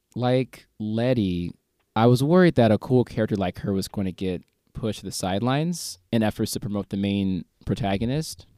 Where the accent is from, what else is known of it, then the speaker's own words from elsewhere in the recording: St. Louis, Missouri, United States; moved away as an adult; now in South Korea; Saint Louis, my hometown